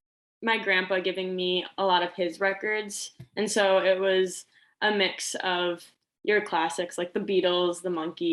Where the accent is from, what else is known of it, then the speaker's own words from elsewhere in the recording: near Janesville, Wisconsin, United States; The Janesville location was the first exclusive company I had gone to. It's close to my hometown.